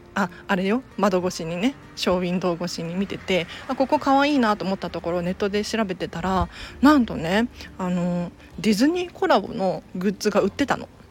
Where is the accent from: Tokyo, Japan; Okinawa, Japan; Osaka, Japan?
Tokyo, Japan; 私東京生まれ東京育ちなんですけれど言ってもあの下町育ちなんですよ蒲田って言ったらわかるかな蒲 田ではないんだけど蒲田の近くに住んでいて